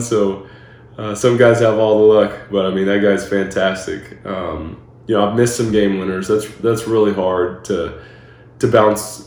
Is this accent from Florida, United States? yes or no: yes; Florida, United States; also born or lived in Arbroath, Scotland; we grew up in Florida